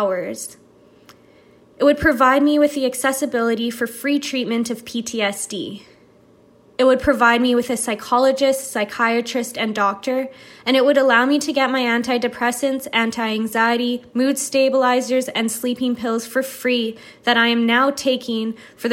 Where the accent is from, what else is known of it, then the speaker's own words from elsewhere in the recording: Winnipeg, Manitoba, Canada; I'm from Winnipeg, Manitoba, in Canada